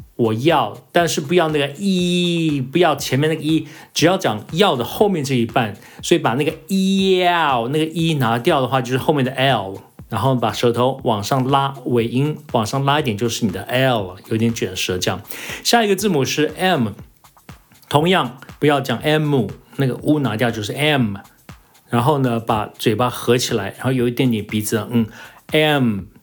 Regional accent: United States; moved away; 因为我在美国长大

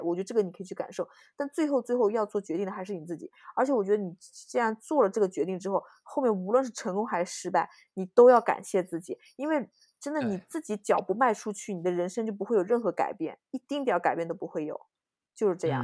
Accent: China; moved away; 因为我是中国人

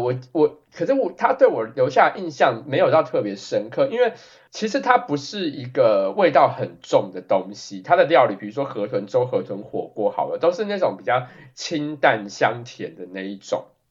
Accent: Taiwan; now in United States; 我有跟他讲我是台湾人

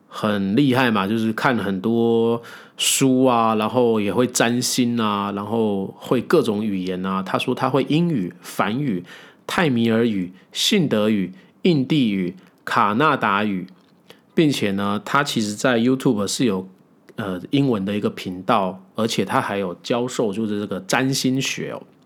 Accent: Taiwan; 我们台湾人

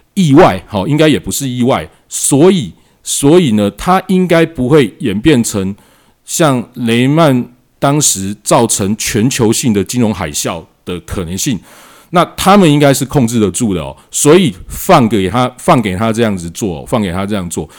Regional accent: Taiwan; 我们台湾人

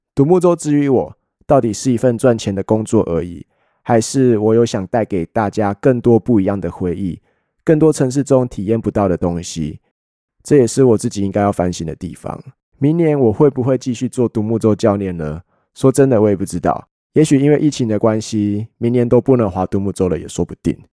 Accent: Hualien County, Taiwan; also born or lived in Kaohsiung; 我是后三的孩子，虽然我出生在高雄，但花莲永远都会是我所认同的家。我在后三学习到了很多都市学不到的东西

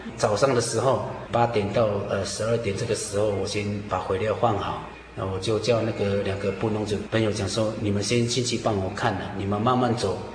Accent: Lushan tribe, Nantou County, Taiwan; 我来自 呃，庐山部落， 呃，属于庐山教会的信徒

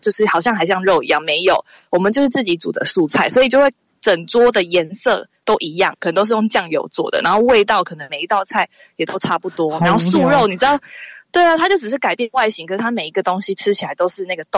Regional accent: Taichung, Taiwan; now in Taipei, Taiwan; 然后我是台中人，

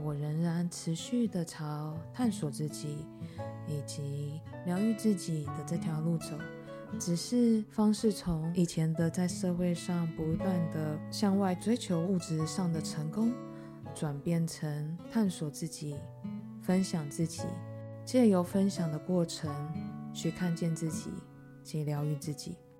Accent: Taiwan; moved away as an adult; also born or lived in United States; 四十了。那其实才刚回来台湾不到一年的时间。在回来台湾之前，我在美国有长达十年的职涯

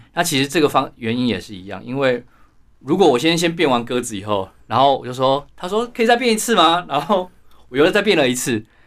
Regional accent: Taiwan; 我们台湾人的英文可能还是没有本土的美

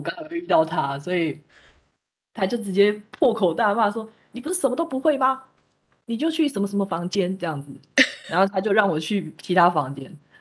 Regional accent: Taipei, Taiwan; also born or lived in countryside (unspecified rural area); 直到我搬到台北之后

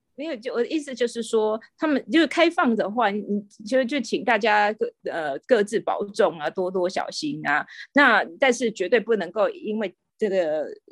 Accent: Taiwan; moved away as an adult; now in Singapore; 身为台湾人好骄傲

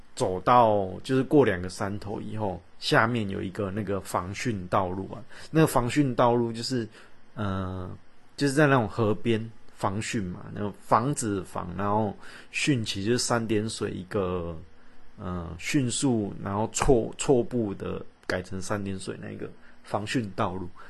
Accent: Kaohsiung, Taiwan; 我们高雄人，在高雄 其实就觉得高雄很无聊

